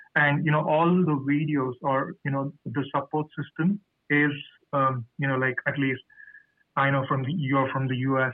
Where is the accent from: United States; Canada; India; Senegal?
India; moved away as an adult; I am from India